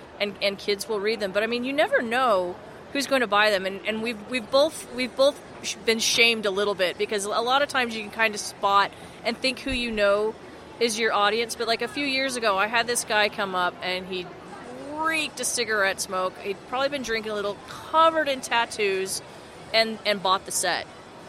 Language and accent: English; Farmington, Utah, United States; moved away as an adult; now in San Francisco, United States; I grew up in Farmington. I'm currently living in San Francisco